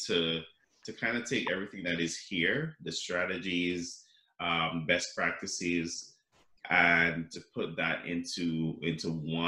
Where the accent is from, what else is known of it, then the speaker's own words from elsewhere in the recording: Jamaica; now in Canada; I grew up in Jamaica